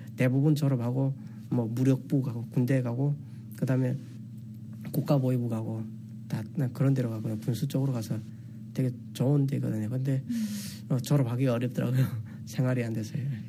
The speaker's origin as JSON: {"language": "Korean", "country": "North Korea", "also_born_or_lived": "South Korea", "moved": "as an adult", "lives_now": "Texas, United States", "said": "북한에서 왔다는 걸"}